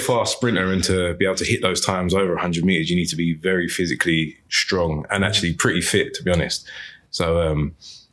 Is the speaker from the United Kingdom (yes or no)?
yes; London, United Kingdom; I'm from a place called Lewisham, which is in southeast London in the UK